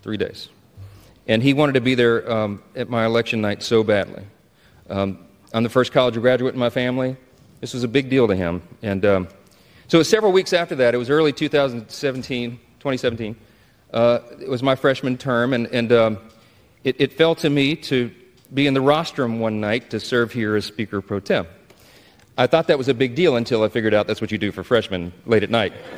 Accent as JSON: {"language": "English", "town": "Shreveport", "region": "Louisiana", "country": "United States", "tie": "born or raised there"}